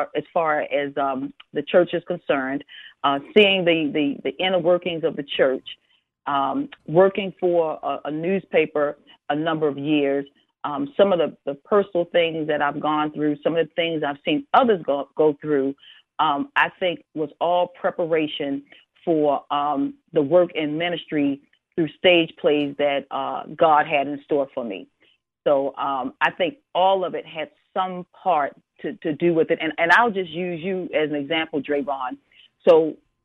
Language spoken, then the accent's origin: English; Baltimore, Maryland, United States; I grew up in the Forest Park section of Baltimore City